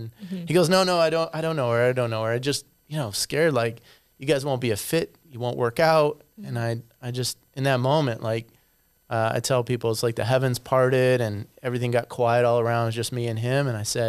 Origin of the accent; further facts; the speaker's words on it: Arizona, United States; also born or lived in Colorado / Michigan / Chicago; Actually I'm a native of Colorado, but I grew up in Arizona, Michigan.